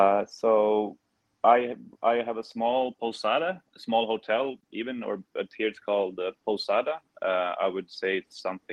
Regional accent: Stockholm, Stockholm County, Sweden; moved away as an adult; also born or lived in London / Australia; now in Búzios, Brazil

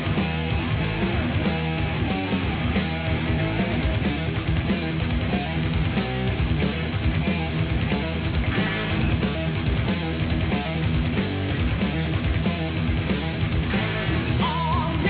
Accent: New York, United States; the great state of New York, my home state

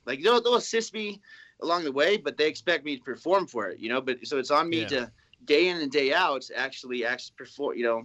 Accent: Flagstaff, Arizona, United States; I'm from Flagstaff, Arizona

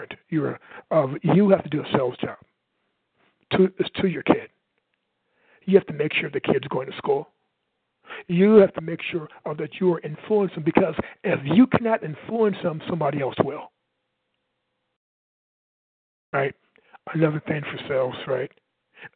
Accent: Michigan City, Indiana, United States; I'm from Michigan City, Indiana.

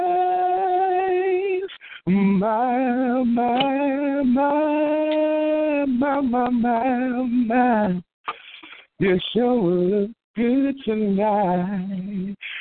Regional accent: Washington, District of Columbia, United States; my hometown of Washington, D.C.

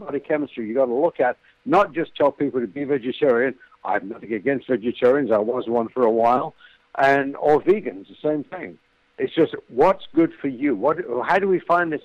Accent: United Kingdom; moved away as an adult; now in United States; I'm an ex-Brit. I've lived in America 30-some-odd years. I'm an American now.

